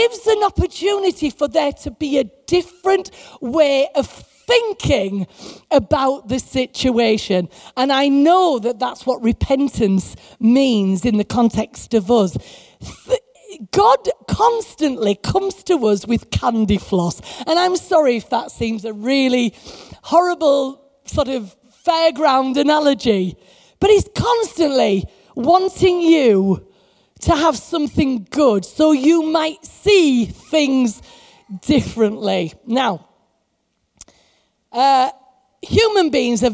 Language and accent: English; England, United Kingdom; we're like as English Christians